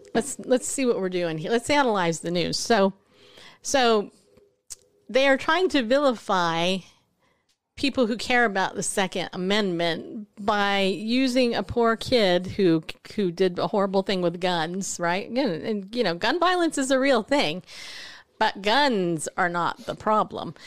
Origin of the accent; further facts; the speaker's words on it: California, United States; now in Tennessee, United States; I live in Tennessee. I remember when I first got here, 'cause I grew up in California